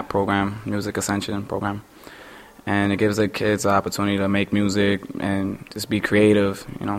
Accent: New York City, New York, United States; I am from Queens, New York

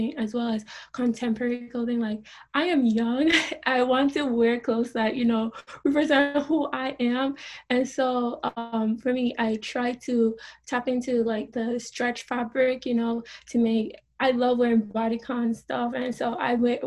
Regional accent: Jamaica; I grew up in Jamaica

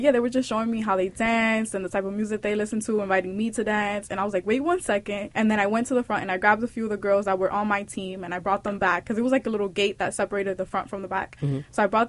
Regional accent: Dominican Republic; accent: Dominican; also born or lived in Puerto Rico; supposedly have like this crazy Dominican accent

